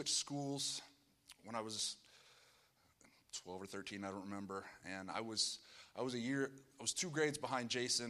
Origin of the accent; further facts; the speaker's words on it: Pennsylvania, United States; I'm from Pennsylvania.